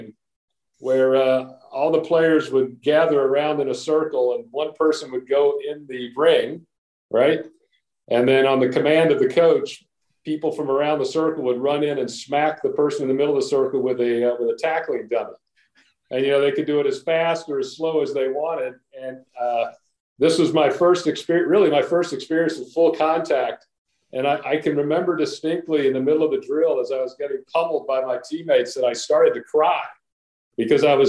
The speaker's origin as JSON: {"language": "English", "town": "Chattanooga", "region": "Tennessee", "country": "United States", "tie": "born or raised there", "said": "back where I grew up in Chattanooga, Tennessee, in the South back in the 60s and 70s"}